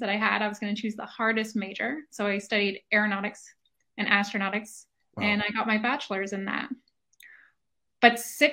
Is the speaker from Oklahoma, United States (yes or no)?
no; Woodstock, New York, United States; I grew up in Woodstock, New York.